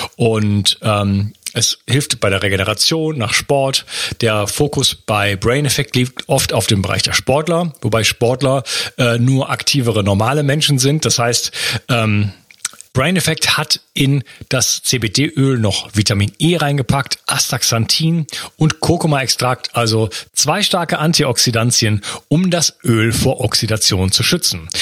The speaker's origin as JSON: {"language": "German", "country": "Germany", "tie": "born or raised there", "moved": "as an adult", "lives_now": "Spain", "said": "Also ich bin in der Stadt aufgewachsen in Deutschland und bin dann ausgewandert nach Spanien"}